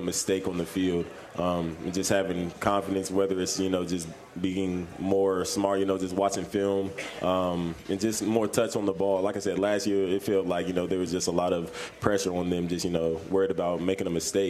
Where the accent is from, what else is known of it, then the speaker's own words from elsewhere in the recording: Columbus, Ohio, United States; moved away as an adult; now in Louisville, United States; I'm from Columbus, so 3 hours north